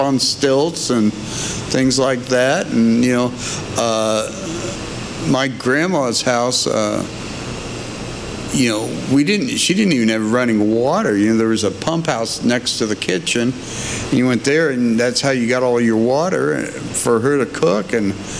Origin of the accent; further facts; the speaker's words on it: Gilman Bottom, West Virginia, United States; moved away; also born or lived in Indianapolis, Indiana / Fort Wayne, Indiana; I'm originally from Gilman Bottom, West Virginia